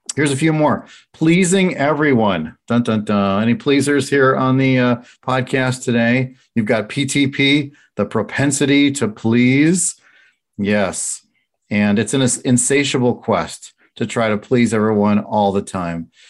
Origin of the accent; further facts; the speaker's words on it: Chicago, Illinois, United States; I'm from Chicago